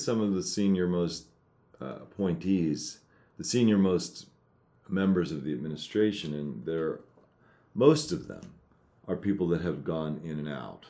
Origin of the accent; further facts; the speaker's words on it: United States; I'm an American citizen